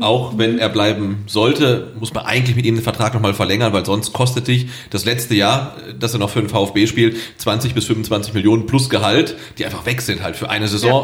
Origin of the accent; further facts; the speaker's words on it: Weinstadt, Baden-Württemberg, Germany; Bei uns in Endersbach